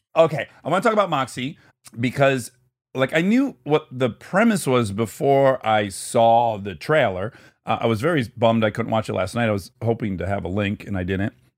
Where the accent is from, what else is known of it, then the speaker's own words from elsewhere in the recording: Detroit, Michigan, United States; moved away; I grew up in Detroit